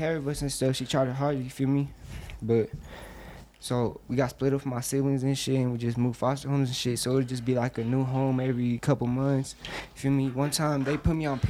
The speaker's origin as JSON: {"language": "English", "town": "Denver", "region": "Colorado", "country": "United States", "tie": "born or raised there", "also_born_or_lived": "Omaha", "said": "I'm from Denver, but I was born in Omaha. But I'm from Denver"}